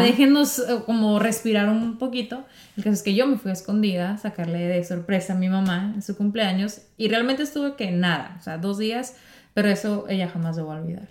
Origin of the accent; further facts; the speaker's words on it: Mexico; yo amo mi, mi México, mi tierra